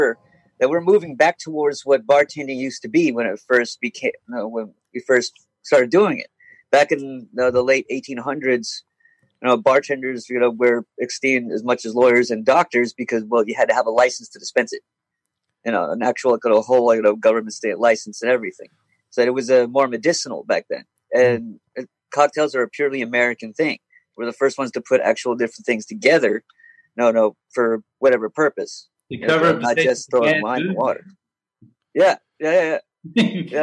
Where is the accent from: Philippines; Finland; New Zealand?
Philippines; now in Atlanta, United States; back home in the Philippines when I lived there